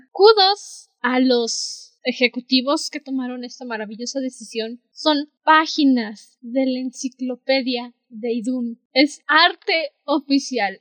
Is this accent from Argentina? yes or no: no; Mexico; somos de México